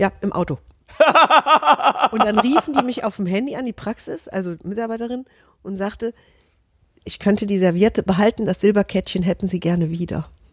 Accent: Hesse, Germany; ich bin Hessin

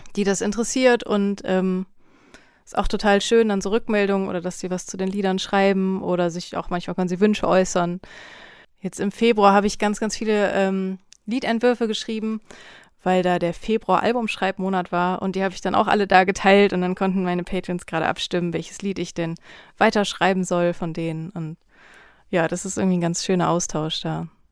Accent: North Rhine-Westphalia, Germany; also born or lived in Berlin; now in Leipzig, Germany; ich kenne das aus meiner Heimat so vom Niederrhein, da sind die Leute auch sehr herzlich

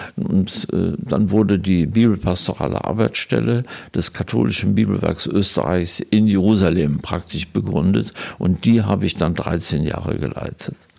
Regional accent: Germany; moved away as an adult; also born or lived in Israel / Vienna; als Deutsche, die dort leben

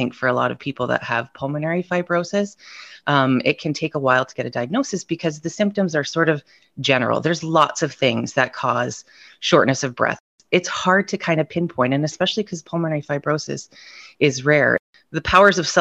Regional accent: Ontario, Canada; I'm from Ontario, Canada.

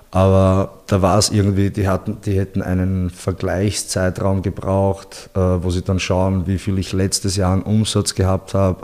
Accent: Linz, Upper Austria, Austria; moved away as an adult; also born or lived in Bosnia and Herzegovina; now in Vienna, Austria; Ich bin in Linz, also geboren in Bosnien und ja. in Linz bin ich aufgewachsen und bin dann vor zehn, elf Jahren mittlerweile schon fast nach Wien gegangen

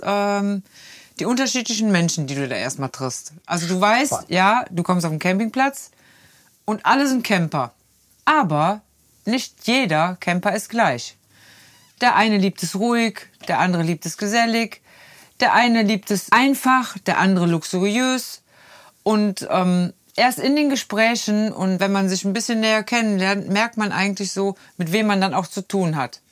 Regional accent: Rhineland, Germany; wir Rheinländer

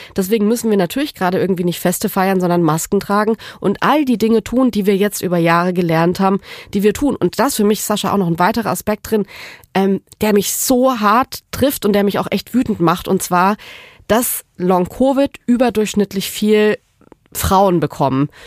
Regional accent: Southern Germany, Germany; now in Berlin, Germany; ich komme aus Süddeutschland, bei uns gibt's die Kehrwoche.

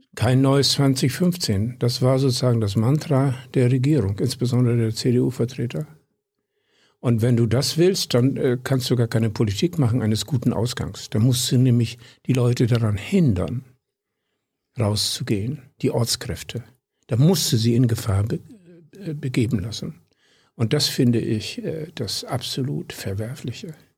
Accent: Südoldenburg, Lower Saxony, Germany; moved away; also born or lived in Berlin; Ich weiß es von meinem Heimatdorf wo ich aufgewachsen bin. Einem treu und streng katholischen Südenoldenburger Kaff ehemals

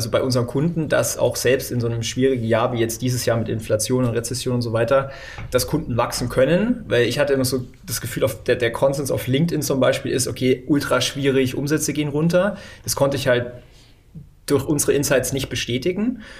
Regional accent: Neu-Ulm, Bavaria, Germany; born there; Äh, geborener Neu-Ulmer tatsächlich.

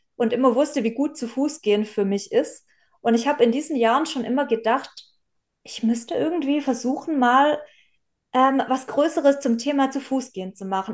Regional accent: Southern Germany, Germany; ich komme ja auch aus Süddeutschland

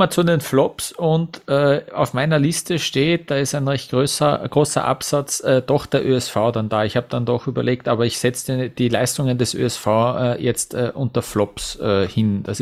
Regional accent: Vienna, Austria; Für mich als Wiener, als Außenstehenden wirkt so

